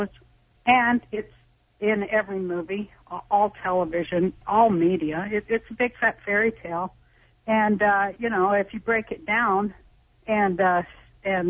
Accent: Salt Lake City, Utah, United States; I'm from Salt Lake City, Utah

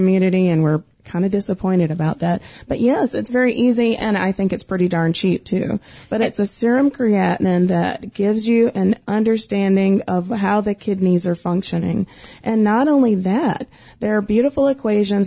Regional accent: the Carolinas, United States; I'm from the Carolinas, so I love talking slow

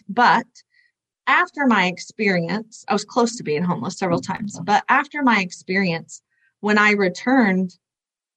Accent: Oklahoma, United States; I was raised in Bible Belt of Oklahoma

